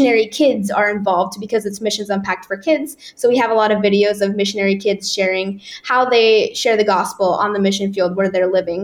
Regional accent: Nebraska, United States; moved away as an adult; now in Czech Republic; growing up in Nebraska

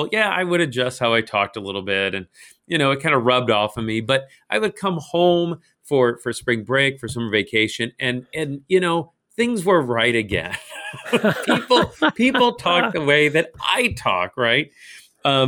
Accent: St. Louis, Missouri, United States; also born or lived in Nebraska; I grew up here in St. Louis. I'm a St. Louis native

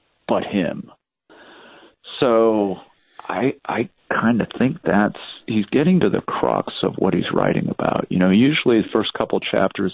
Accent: United States

